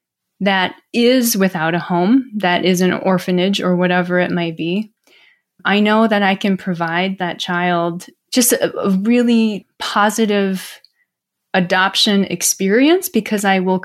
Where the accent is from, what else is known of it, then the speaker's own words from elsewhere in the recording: Midwest, United States; when you grow up in the Midwest, Ron, you can probably relate to this growing up in the South, but you don't lump yourselves with Asian people.